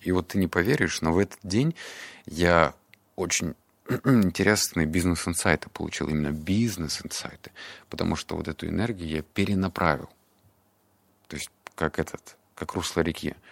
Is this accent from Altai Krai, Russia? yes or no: yes; Barnaul, Altai Krai, Russia; мне было 7 лет, это был 99 год. Я рос в Барнауле